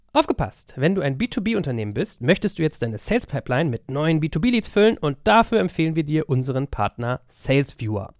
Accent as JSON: {"language": "German", "country": "Germany", "said": "als Deutscher"}